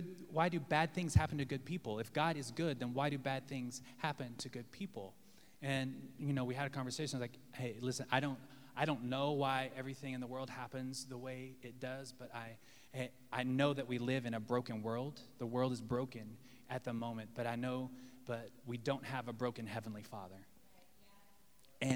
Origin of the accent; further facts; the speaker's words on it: Texas, United States; now in Los Angeles, United States; I'm from Texas